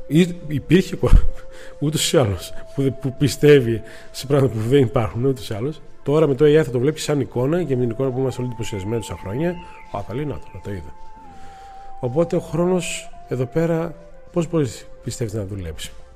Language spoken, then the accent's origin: Greek; Greece; είμαστε Έλληνε.